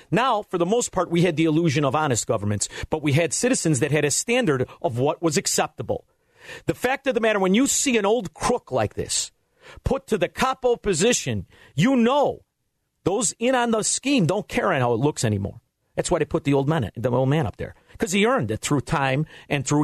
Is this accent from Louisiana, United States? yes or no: no; Cook County, Illinois, United States; I'm from Cook County